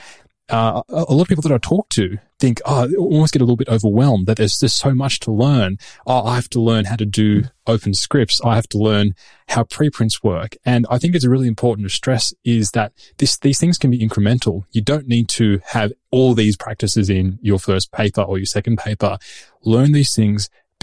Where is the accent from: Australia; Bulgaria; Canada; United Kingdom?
Australia; Sydney, New South Wales; moved away as an adult; now in Oslo, Norway; I've come via Sydney, where I grew up.